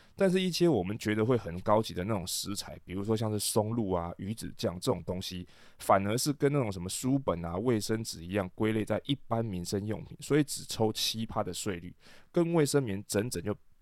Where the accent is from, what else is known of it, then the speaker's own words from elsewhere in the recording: Taiwan; 对于大部分我们台湾人来说不是一个很大的问题